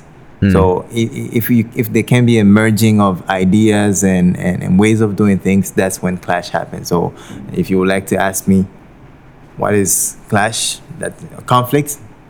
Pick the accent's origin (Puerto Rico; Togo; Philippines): Togo; moved away as an adult; also born or lived in Guinea; now in Penang, Malaysia; I wasn't born in Togo. I was born in Guinea, but I'm from Togo. So... and I spent most of my life there, decided to come over to Asia for studies